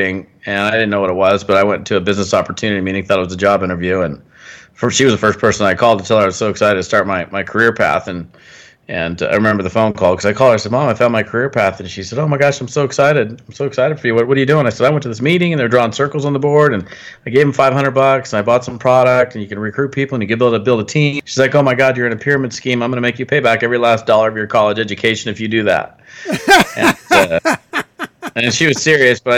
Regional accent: Washington, United States; I was born up in Washington State in the Pacific Northwest

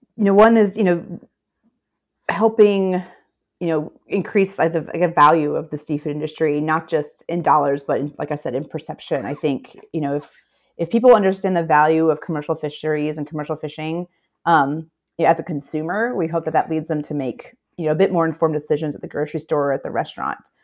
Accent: Memphis, Tennessee, United States; moved away as an adult; also born or lived in St. Petersburg, Florida / Chattanooga, Tennessee / New Orleans, Louisiana; I was born and raised in Memphis, Tennessee, so I'm an inland girl

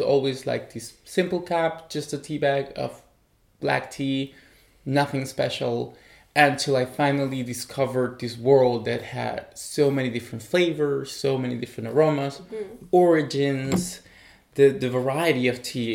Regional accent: Chile; also born or lived in Taiwan; now in Berlin, Germany; I'm originally from Chile.

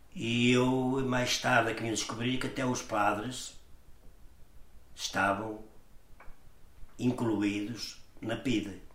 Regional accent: Portugal; Eu nasci em São Trocado aqui no ciclo há uma estrada da parte de cima, uhum. chamam-lhe a Cruz. Nasci ali e depois ali vim pequenino

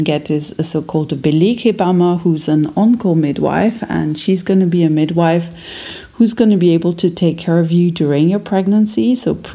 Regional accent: France; English is a second language; moved away as an adult; now in Berlin, Germany; I was born in France

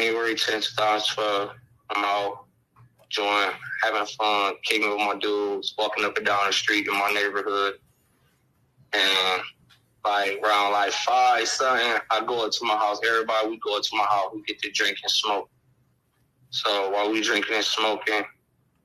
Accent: Akron, Ohio, United States; I'm from Akron, Ohio

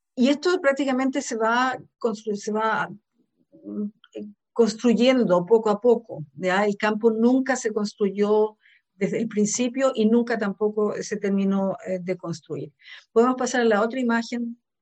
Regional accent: Santiago, Santiago Metropolitan Region, Chile; now in Germany; soy nacida en Santiago de Chile, en Sudamérica, pero vivo en Alemania desde hace aproximadamente 35 años

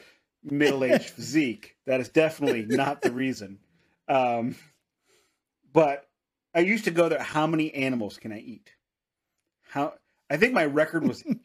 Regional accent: Missouri, United States; I am from Missouri.

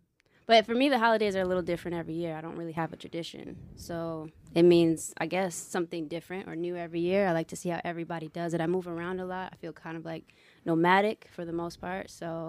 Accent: Binghamton, New York, United States; moved away as an adult; now in Philadelphia, United States; From upstate New York. My hometown is Binghamton.

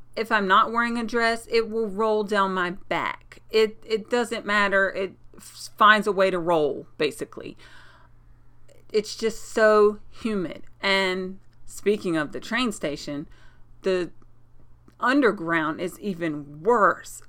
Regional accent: North Carolina, United States; now in New York, United States; I'm from North Carolina

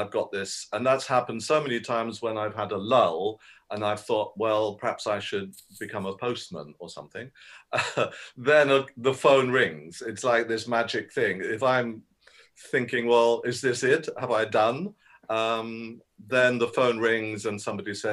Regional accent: United Kingdom; I'm a British voice, language, dialect, dialogue coach.

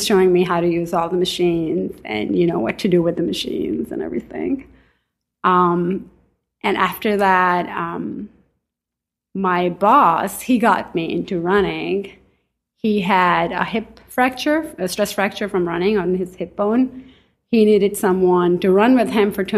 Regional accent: Pakistan; also born or lived in Staten Island, New York / Manhattan, New York; now in New York, United States; So I grew up in Pakistan. I came to New York in 97.

